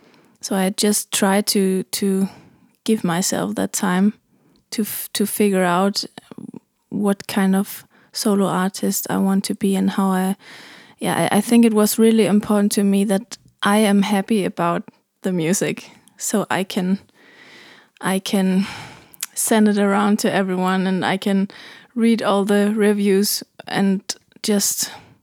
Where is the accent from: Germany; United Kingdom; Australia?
Germany; now in Copenhagen, Denmark; I'm from Germany, but I live in Copenhagen.